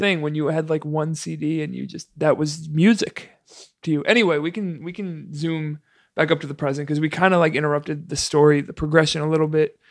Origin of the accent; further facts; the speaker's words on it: East Coast, United States; moved away; also born or lived in Chicago; I'm from the East Coast